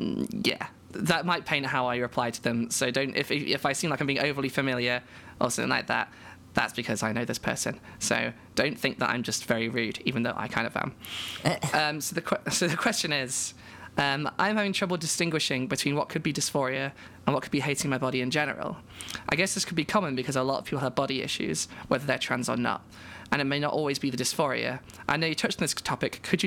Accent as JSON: {"language": "English", "country": "United Kingdom", "said": "I'm a British trans woman"}